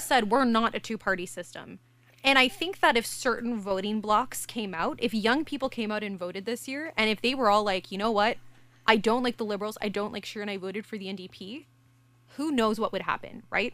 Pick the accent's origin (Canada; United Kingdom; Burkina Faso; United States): Canada